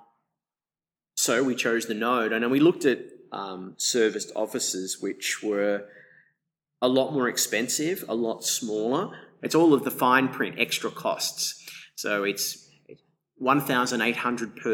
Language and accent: English; Melbourne, Victoria, Australia; moved away as an adult; now in Shanghai, China; I'm originally from Melbourne, Australia. I've been in China for a decade.